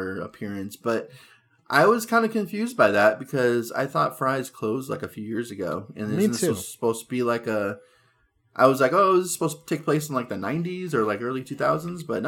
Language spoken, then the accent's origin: English; California, United States; we grew up in California